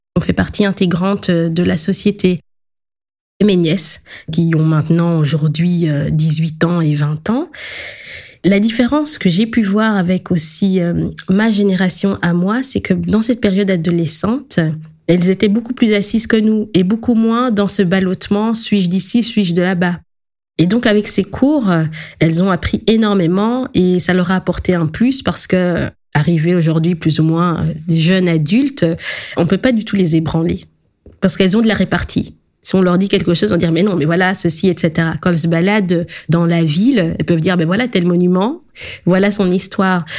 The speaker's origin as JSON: {"language": "French", "country": "Belgium", "tie": "born or raised there", "said": "Je suis née en Belgique, j'ai grandi dans la culture belge"}